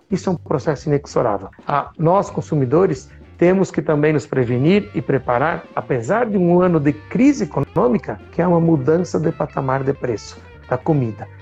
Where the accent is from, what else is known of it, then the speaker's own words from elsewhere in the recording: Marau, Rio Grande do Sul, Brazil; eu sou de uma cidade de Marau, onde a gente vive